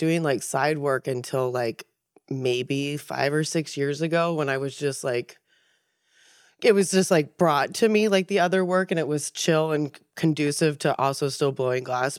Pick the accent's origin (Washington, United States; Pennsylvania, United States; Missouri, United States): Pennsylvania, United States; central; now in Maine, United States; I'm from Pennsylvania, central Pennsylvania.